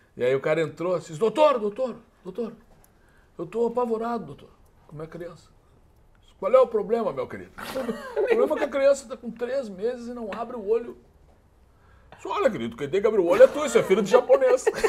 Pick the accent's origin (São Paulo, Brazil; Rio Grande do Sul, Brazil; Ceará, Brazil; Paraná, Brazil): Rio Grande do Sul, Brazil; Alegrete; moved away as an adult; now in Porto Alegre, Brazil; Eu sou de Alegrete, moro em Porto Alegre